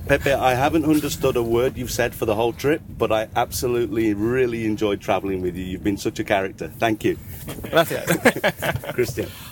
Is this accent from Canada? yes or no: no; Germany; from Germany